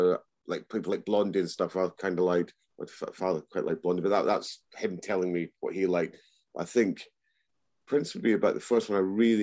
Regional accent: Edinburgh, Scotland, United Kingdom; I was brought up in Scotland, in Edinburgh

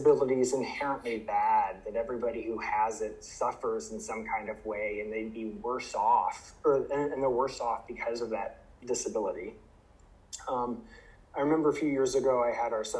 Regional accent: Ohio, United States; moved away as an adult; also born or lived in Idaho; now in Michigan, United States; I grew up in the Midwest. I'm originally from Ohio

